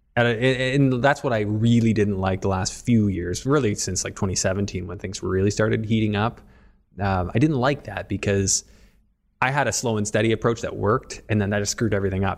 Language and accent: English; Canada; as a Canadian